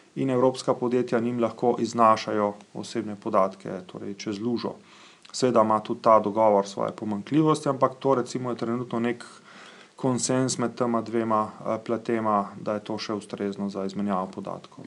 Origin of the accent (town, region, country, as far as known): Slovenia